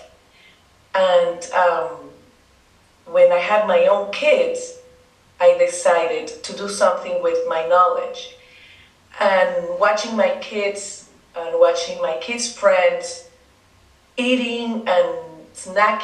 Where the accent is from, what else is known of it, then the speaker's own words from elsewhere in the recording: Dominican Republic; first language Spanish; English is a second language; now in Greenwich, United States; I am from the Dominican Republic